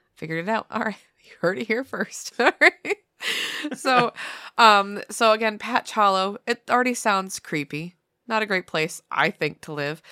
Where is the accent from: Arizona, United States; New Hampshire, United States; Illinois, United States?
New Hampshire, United States; I'm from New Hampshire